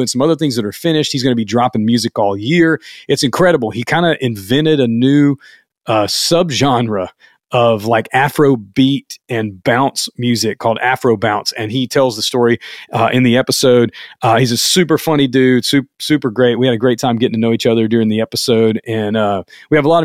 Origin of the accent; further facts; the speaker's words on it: Louisiana, United States; now in Atlanta, United States; I'm from Louisiana